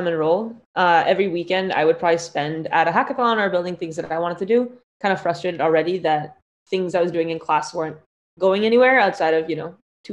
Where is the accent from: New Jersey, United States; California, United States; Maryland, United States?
California, United States; Palo Alto; I grew up in the Bay Area, in Palo Alto, surrounded by all the large tech companies